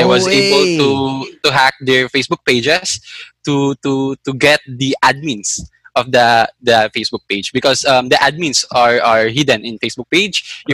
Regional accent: Manila, Metro Manila, Philippines; I grew up in Manila.

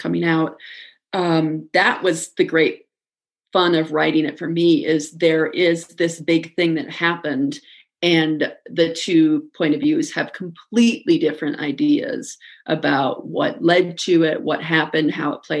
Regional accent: Midwest, United States; I'm from the Midwest, and I say I'm sorry constantly

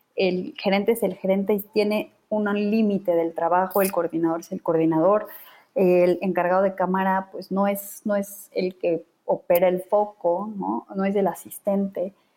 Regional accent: Bolivia; now in Mexico; Yo vengo de Bolivia

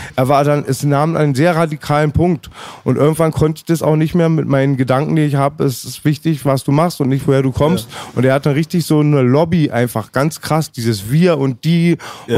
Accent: Germany; als Deutscher

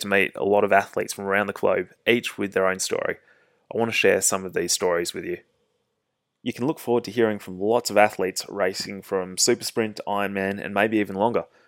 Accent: Perth, Western Australia, Australia; I'm a triathlete from Perth in Western Australia

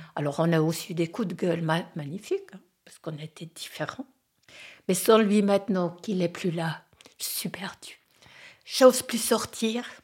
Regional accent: French-speaking Switzerland, Romandy, Switzerland; moved away as an adult; Je venais de la Suisse romande

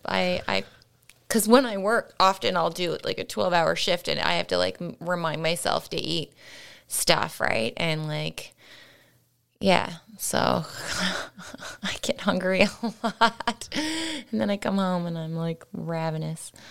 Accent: St. John's, Newfoundland and Labrador, Canada; moved away; growing up in Saint John's

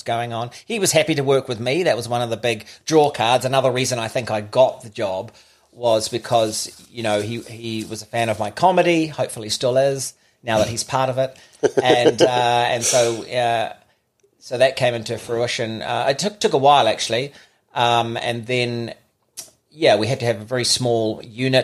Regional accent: Auckland, New Zealand; I was born in Auckland, Middlemore Hospital, one of five

